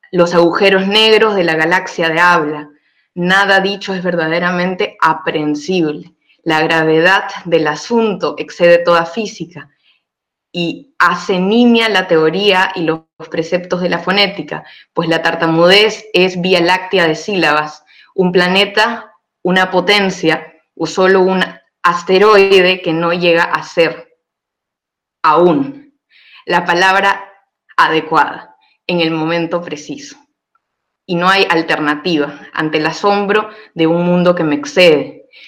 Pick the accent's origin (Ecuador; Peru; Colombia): Peru; moved away; Yo soy de Perú, y me quedé y sigo aquí.